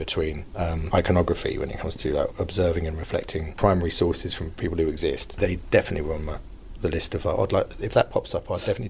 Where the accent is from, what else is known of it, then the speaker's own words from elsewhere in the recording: United Kingdom; Being a British actor